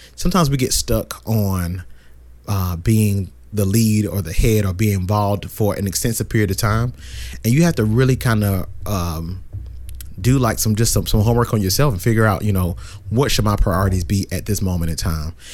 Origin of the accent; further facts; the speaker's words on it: Brunswick, Georgia, United States; also born or lived in Savannah, Georgia; I am from Brunswick, Georgia, which is about an hour south of Savannah